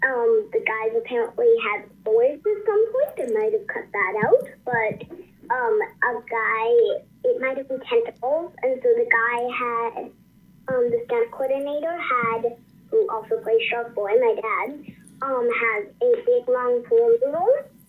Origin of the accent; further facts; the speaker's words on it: Texas, United States; filmed in Texas, which is my home state, and that is where I'm originally from.